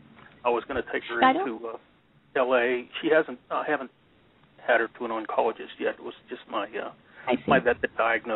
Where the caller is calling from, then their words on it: Lake Havasu City, Arizona, United States; I'm from Lake Havasu City, Arizona.